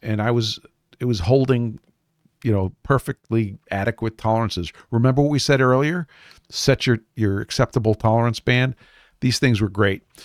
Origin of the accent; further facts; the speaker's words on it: New York City, New York, United States; building products in Brooklyn, New York, my hometown